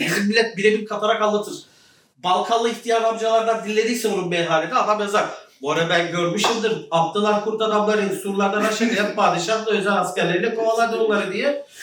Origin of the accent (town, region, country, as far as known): Ceyhan, Adana, Turkey